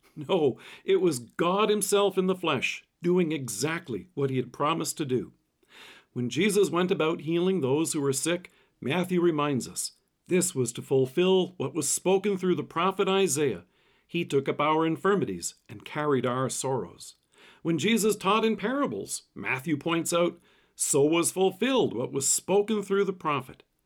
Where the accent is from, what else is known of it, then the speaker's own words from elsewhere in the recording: Canada; Growing up in Canada